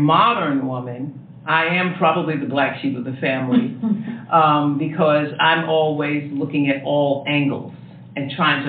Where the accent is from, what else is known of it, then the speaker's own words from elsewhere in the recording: New York, United States; I'm a New Yorker.